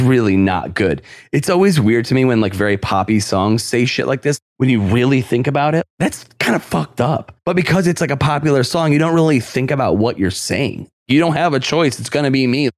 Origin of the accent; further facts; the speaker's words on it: New York, United States; I'm from New York.